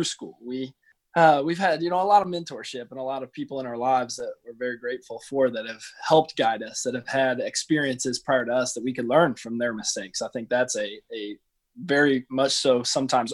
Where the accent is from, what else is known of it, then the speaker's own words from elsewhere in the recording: Cuba, Missouri, United States; I grew up in Cuba, Missouri